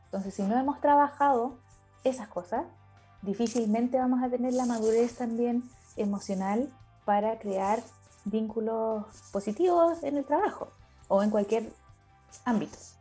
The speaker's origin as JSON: {"language": "Spanish", "country": "Chile", "said": "soy chilena, ahora estoy conectada desde el sur de Chile"}